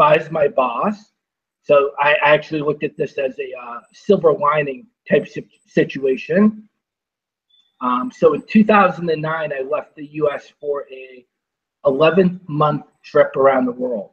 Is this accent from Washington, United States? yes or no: no; Boston, Massachusetts, United States; I grew up in Boston